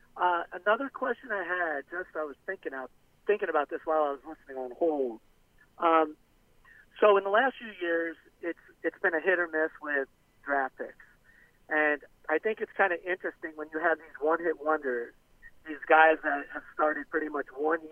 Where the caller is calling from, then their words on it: Florida, United States; Hey, this is … from the Florida Keys.